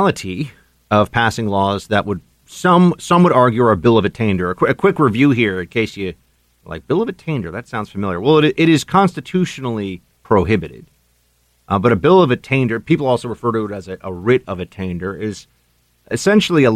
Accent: New York, United States; state of New York, my home state

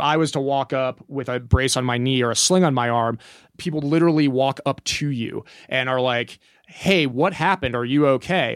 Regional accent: Kansas, United States; moved away as an adult; now in Telluride, United States; I grew up in Kansas

